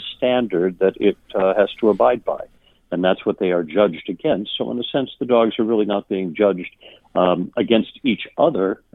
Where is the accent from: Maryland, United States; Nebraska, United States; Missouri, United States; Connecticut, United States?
Connecticut, United States; Hartford; also born or lived in Maine / Boston area, Massachusetts; I was born in Maine, but grew up most of my life throughout New England, the Boston area for a while, and most of my life in Connecticut, actually, in the Hartford area.